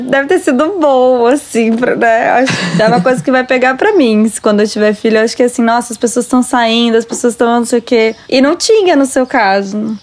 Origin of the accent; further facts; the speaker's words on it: Brasília, Federal District, Brazil; also born or lived in Minas Gerais; now in São Paulo, Brazil; a gente é de Brasília